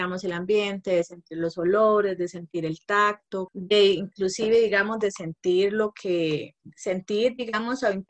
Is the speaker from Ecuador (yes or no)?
no; Guanacaste, Costa Rica; moved away as an adult; also born or lived in San José; now in Moravia, Costa Rica; yo soy de Guanacaste, ¿verdad? Que me vine hace años para San José desde la universidad. Entonces ya estoy pasando el límite más bien de ser más josefina que guanacasteca.